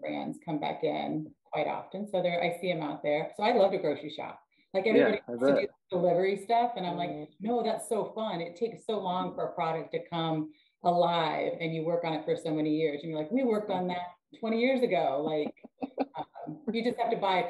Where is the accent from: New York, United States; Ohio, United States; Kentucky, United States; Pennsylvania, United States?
Kentucky, United States; Louisville; moved away as an adult; also born or lived in Florida Keys; now in Westfield, United States; I am actually from Louisville, Kentucky